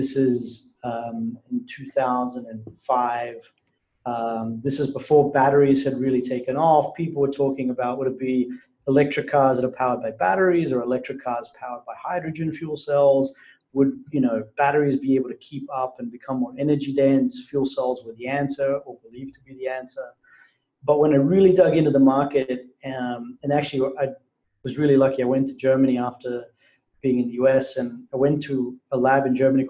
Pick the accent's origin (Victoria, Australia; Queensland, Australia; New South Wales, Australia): Queensland, Australia; Brisbane; I had spent the summer working in an oil refinery in Brisbane, Australia, which was my hometown.